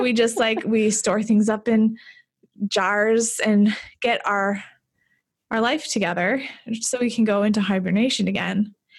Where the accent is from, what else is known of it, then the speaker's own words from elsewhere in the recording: Fargo, North Dakota, United States; moved away as an adult; I grew up in Fargo, but I moved away for a long time.